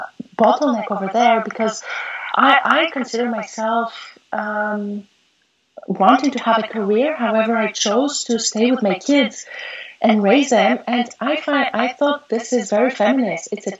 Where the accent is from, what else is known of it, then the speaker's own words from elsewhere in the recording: Montreal, Quebec, Canada; born there; also born or lived in Greece; Well, I was born in Montreal.